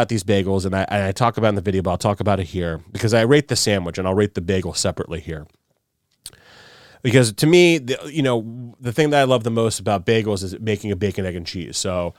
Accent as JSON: {"language": "English", "region": "New York", "country": "United States", "tie": "born or raised there", "said": "I grew up in New York."}